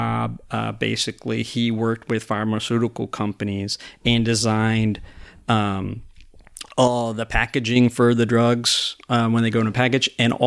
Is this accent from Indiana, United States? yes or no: no; Stamford, Connecticut, United States; also born or lived in Norwalk, Connecticut; now in Ocala, United States; I was born in Stamford, Connecticut at Stamford Hospital